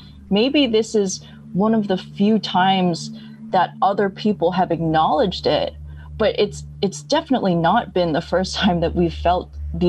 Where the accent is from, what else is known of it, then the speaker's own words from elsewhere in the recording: upstate New York, United States; now in New York City, United States; I'm Chinese American. I'm from upstate New York and based in New York City.